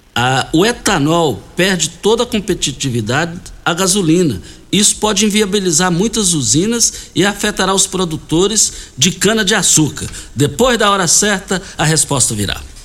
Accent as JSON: {"language": "Portuguese", "country": "Brazil", "tie": "born or raised there", "said": "Fomos criados juntos no Parque Bandeirante"}